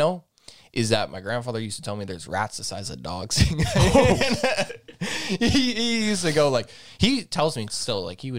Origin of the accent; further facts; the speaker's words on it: Azores, Portugal; I went to Portugal. I went to the island because I'm from the Azores.